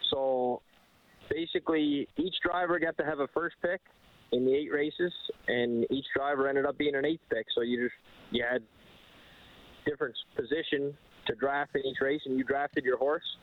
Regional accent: Cape Breton Island, Nova Scotia, Canada; now in Alberta, Canada; I grew up in Nova Scotia in Cape Breton Island.

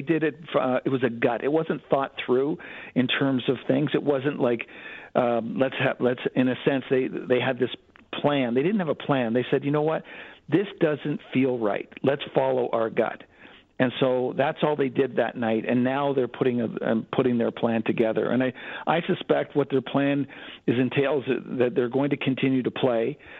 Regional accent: Canada; also born or lived in United States; I've lived in Canada for most of my life, over 50 years in Canada. I'm Canadian, and I do see the difference.

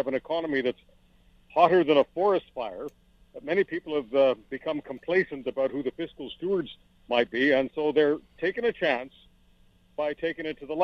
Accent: Montreal, Quebec, Canada; also born or lived in Toronto / Hamilton / Burlington / London, Ontario; now in Western Canada; I've spent half my life in the other part of the country, either growing up in Montreal or many years in Toronto and in Hamilton and Burlington and London

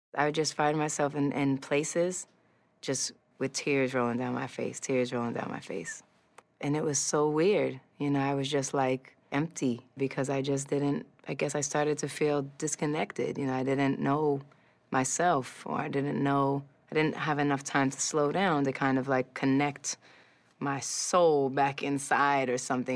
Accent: New York City, New York, United States; I grew up in New York City, Hell's Kitchen, and it looked exactly how it sounds

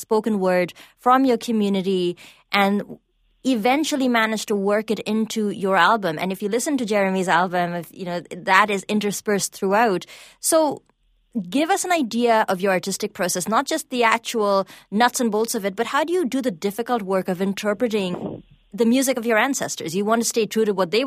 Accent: India; English is a second language; now in Canada; I grew up in India, and one of the things that we were told is, you must speak English

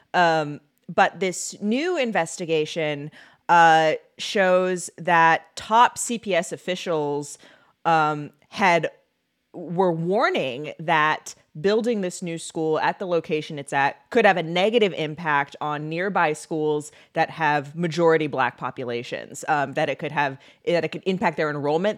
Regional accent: Seattle, Washington, United States; now in Illinois, United States; I'm from Seattle and there it just goes from smoky to rainy

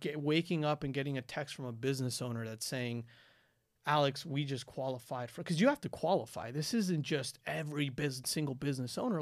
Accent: Quito, Pichincha, Ecuador; moved away; I'm from Quito, Ecuador. I was born and raised there.

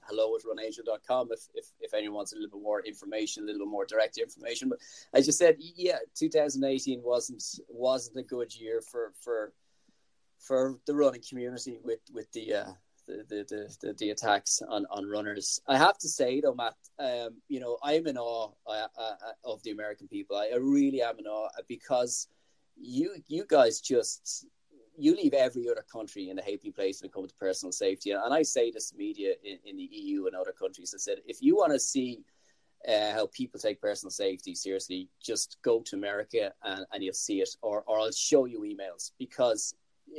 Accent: Ireland; as an Irishman

